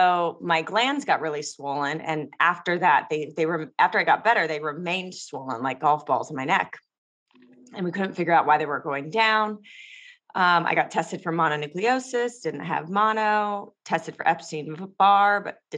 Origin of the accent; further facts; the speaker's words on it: Los Angeles, California, United States; I grew up in Los Angeles